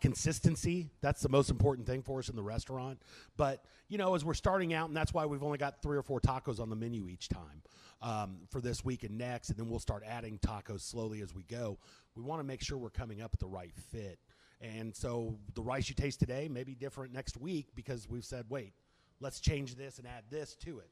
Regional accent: Indianapolis, Indiana, United States; now in Texas, United States; When I grew up in Indy, I grew up in Indianapolis

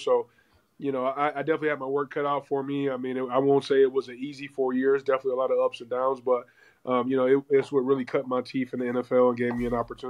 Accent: Midwest, United States; things like that, man, that you're not exposed to growing up in the Midwest.

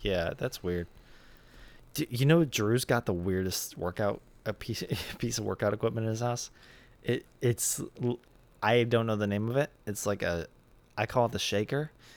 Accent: United States; I'm American

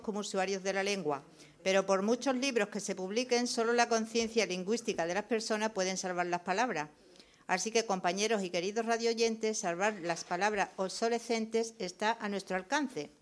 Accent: Jerez de la Frontera, Andalusia, Spain; soy de Jerez.

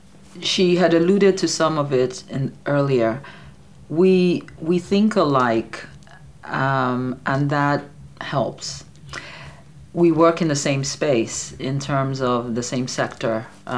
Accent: Nigeria; We're Igbo.

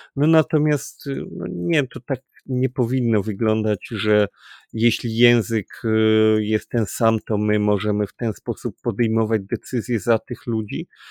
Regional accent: Kraków, Lesser Poland, Poland; my jesteśmy akurat z Krakowa

